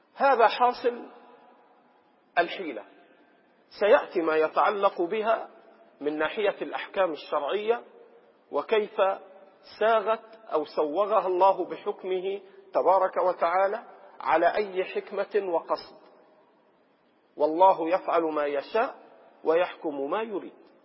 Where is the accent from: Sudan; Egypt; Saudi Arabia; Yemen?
Egypt; عندنا في مصر